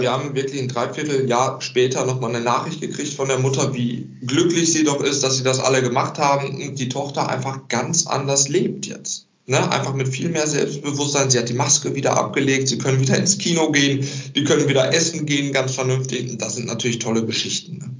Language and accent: German; Recklinghausen, North Rhine-Westphalia, Germany; ich komme ja aus Recklinghausen, bin ich zurück nach Recklinghausen